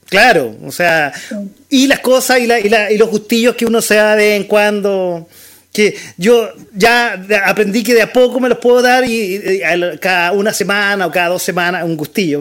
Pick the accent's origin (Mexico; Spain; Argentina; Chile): Chile